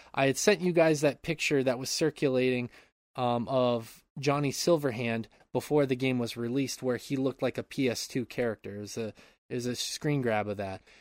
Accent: Montana, United States; moved away; I grew up in Montana my enti-, uh, for my entire childhood and p, a large part of my adulthood

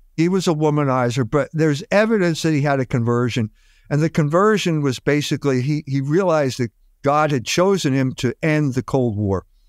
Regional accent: Philadelphia, Pennsylvania, United States; moved away as an adult; also born or lived in Germany / South Bend, Indiana; I grew up in Philadelphia

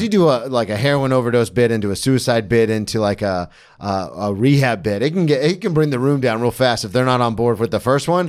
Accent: Daytona Beach, Florida, United States; I grew up in Daytona

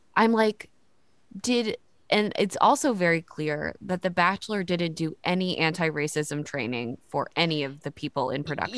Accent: the South, United States; I grew up in the South

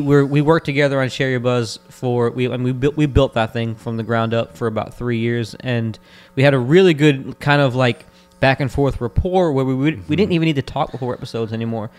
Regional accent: Florida, United States; we're also from Florida

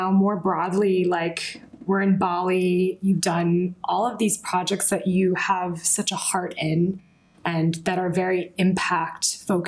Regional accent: United States; part of my conditioning as an American

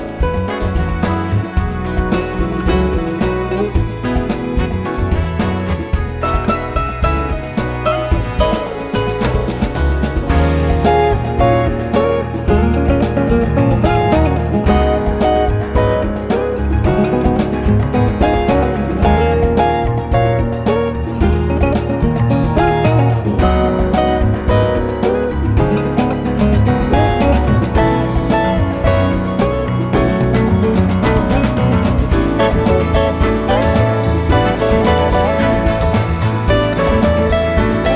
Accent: United States; also born or lived in East Coast of the United States; growing up outside of New York for a while

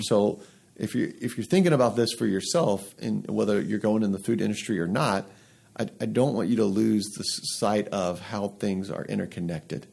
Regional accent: Atlanta, Georgia, United States; moved away as an adult; now in Lehigh Valley, United States; I'm from Atlanta originally

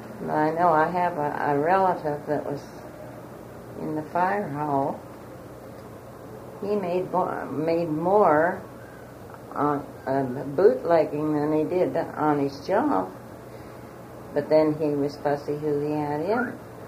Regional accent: Manitoba, Canada; When I was growing up, we didn't see drinking the way it was.

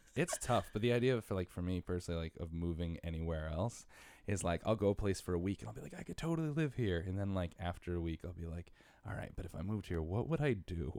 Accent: Bridgeport, Connecticut, United States; moved away as an adult; also born or lived in Stratford, Connecticut; now in New York City, United States; I'm from Bridgeport and Stratford. Spent half my life in Bridgeport, half my life in Stratford.

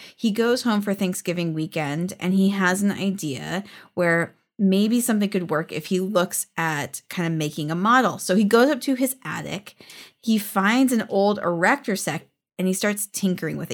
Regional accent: California, United States; We're from California.

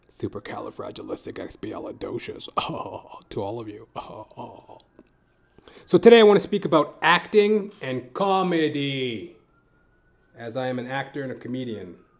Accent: Edmonton, Alberta, Canada; moved away as an adult; now in Toronto, Canada; I come from Edmonton, Alberta, Canada. And I live in Toronto, Canada now.

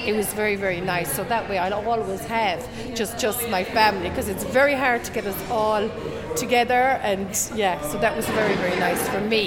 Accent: Tipperary, Munster, Ireland; I'm from Tipperary.

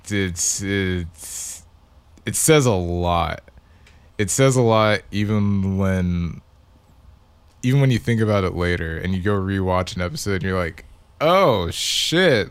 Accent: Victoria, Texas, United States; moved away; I'm from Victoria

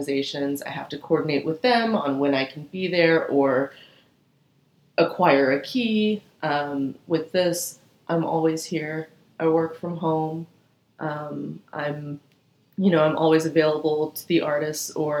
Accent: Atlanta, Georgia, United States; also born or lived in Doraville, Georgia / Florida / Savannah, Georgia; Spent most of my childhood in the Atlanta metro area.

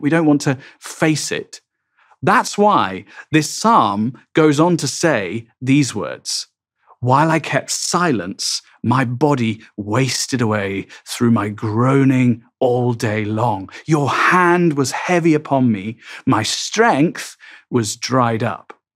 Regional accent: England, United Kingdom; I'm English

